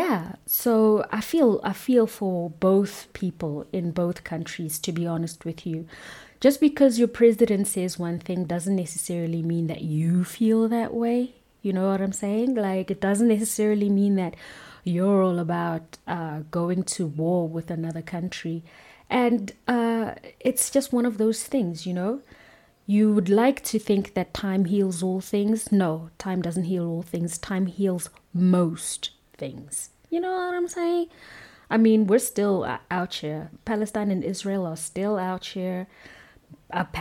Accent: South Africa; being a South African

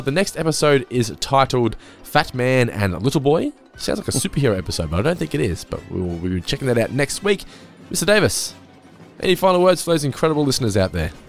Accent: Geelong, Victoria, Australia; We come from Geelong

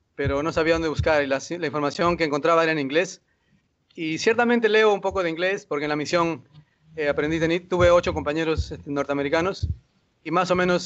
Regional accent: Lima, Peru; yo soy de Perú, de Lima

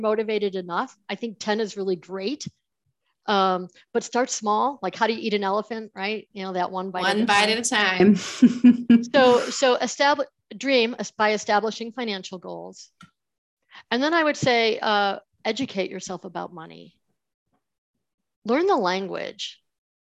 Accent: Buffalo, New York, United States; I grew up in Buffalo, New York, in that area, right near Niagara Falls.

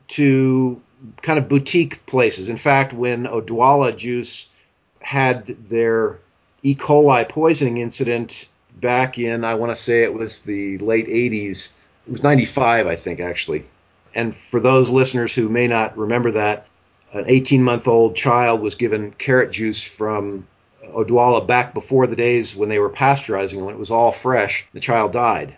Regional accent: Pennsylvania, United States; also born or lived in Four Corners region, Colorado; now in Colorado, United States; I grew up in Pennsylvania on the good end of the state, not your end of the state

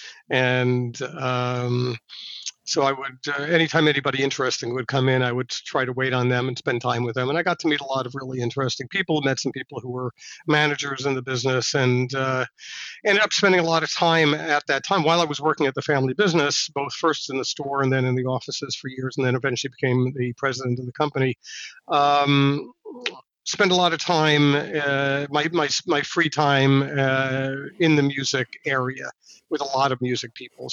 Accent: Mamaroneck, New York, United States; also born or lived in Manhattan, New York / Worcester, Massachusetts; my parents did move up to the suburbs north of New York City in a town called Mamaroneck, and in Westchester County. And I grew up there

